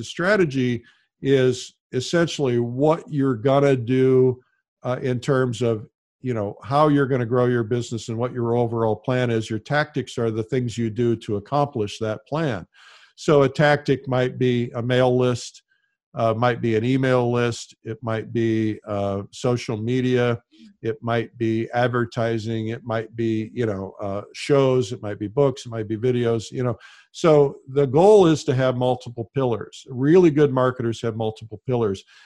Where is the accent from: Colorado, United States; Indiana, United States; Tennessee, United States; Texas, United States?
Indiana, United States; Fort Wayne; moved away; also born or lived in Detroit; I was growing up in Fort Wayne, Indiana